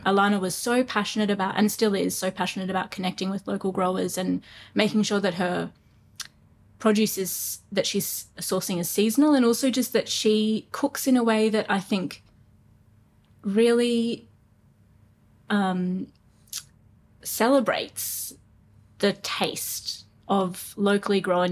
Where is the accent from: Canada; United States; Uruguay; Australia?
Australia; Brisbane, Queensland; I grew up in Brisbane, um, in Toowong actually, um, ran around creeks a lot